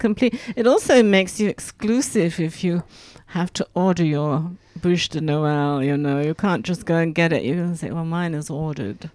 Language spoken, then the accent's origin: English; England, United Kingdom; now in Grenoble, France; I'm English